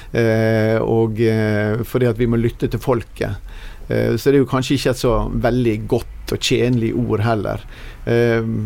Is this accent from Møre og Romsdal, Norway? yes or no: yes; Sunnmøre, Møre og Romsdal, Norway; som sunnmøring